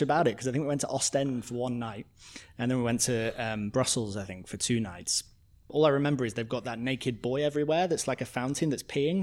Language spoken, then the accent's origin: English; Coventry, West Midlands, United Kingdom; also born or lived in Edinburgh; now in London, United Kingdom; growing up in Coventry, Coventry is just like nineteen fifties cement buildings